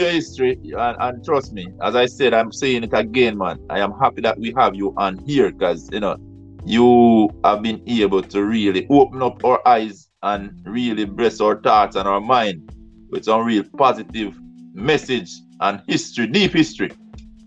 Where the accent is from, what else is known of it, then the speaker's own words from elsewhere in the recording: Jamaica; I grew up in Jamaica